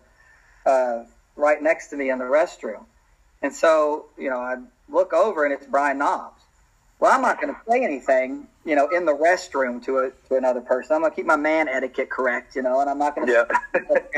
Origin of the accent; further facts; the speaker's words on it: Lake City, Florida, United States; moved away as an adult; also born or lived in Kentucky; I grew up in Florida, Lake City, Florida. and went to Columbia High School.